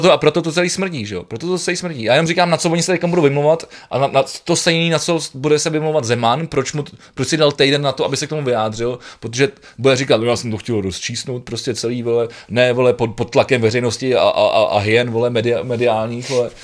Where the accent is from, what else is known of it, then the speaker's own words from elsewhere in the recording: Prague, Czechia; kluk ze Žižkova, ty vole, který, který v podstatě se tam pohyboval celý život na Koněvě